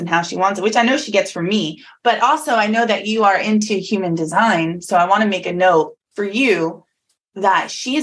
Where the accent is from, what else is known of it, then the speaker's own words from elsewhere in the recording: New Jersey, United States; moved away as an adult; also born or lived in Atlanta, Georgia; now in Florida, United States; I was born and raised in New Jersey my whole life